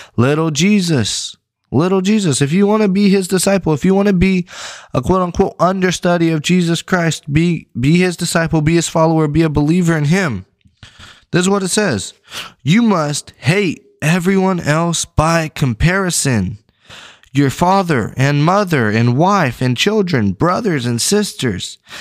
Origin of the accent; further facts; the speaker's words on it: West Texas, United States; now in East Texas, United States; I'm from West Texas